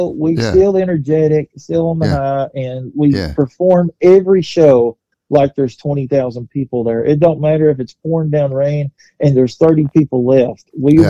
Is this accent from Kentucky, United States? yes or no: yes; Kentucky, United States; born or raised there; also born or lived in Nashville